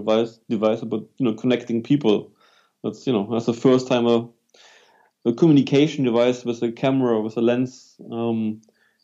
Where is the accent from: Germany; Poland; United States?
Germany; accent: German; English is a second language; moved away as an adult; also born or lived in London, United Kingdom / New Zealand / Wellington, New Zealand; now in Melbourne, Australia; as you can hear, I'm from Germany originally, so I can't hide my accent